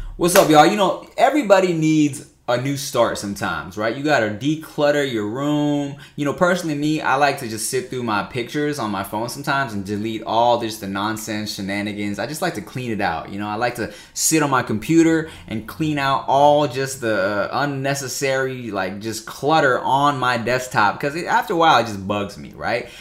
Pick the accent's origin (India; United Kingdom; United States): United States; Paramount, California; also born or lived in Long Beach, California / Gardena, California; Paramount, Long Beach, uh, yeah, yeah, Long Beach Slides ten and then Paramount till, like, a few years ago, but I went to school in Gardena.